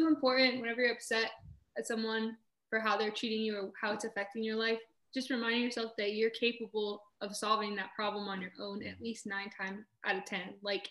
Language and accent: English; Newark, New Jersey, United States; I was born in Newark, New Jersey.